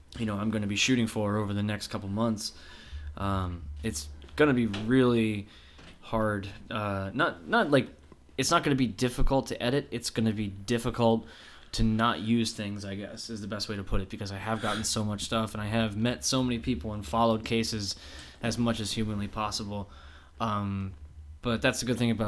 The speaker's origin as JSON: {"language": "English", "area": "half hour from Unadilla", "region": "upstate New York", "country": "United States", "tie": "born or raised there", "said": "Unadilla, which is ironically a half hour away from my hometown."}